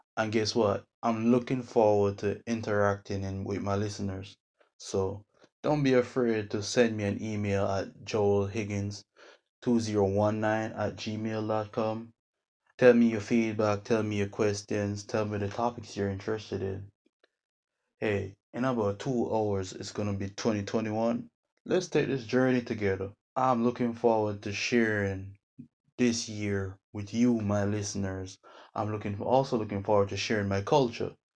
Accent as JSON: {"language": "English", "country": "Jamaica", "moved": "yes", "lives_now": "United States", "said": "I'm a Jamaican living in the US"}